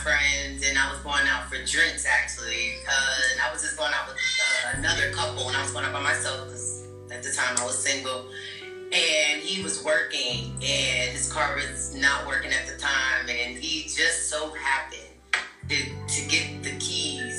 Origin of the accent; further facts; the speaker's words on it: Florida, United States; I'm from Florida